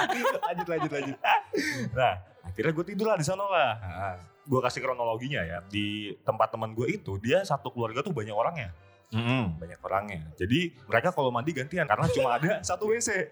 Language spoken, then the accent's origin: Indonesian; Semarang, Central Java, Indonesia; kami dari Semarang